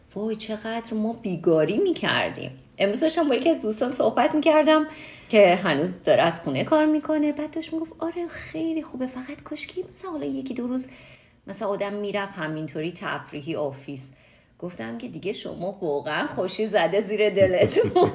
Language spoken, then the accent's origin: Persian; Iran; به عنوان یه ایرانی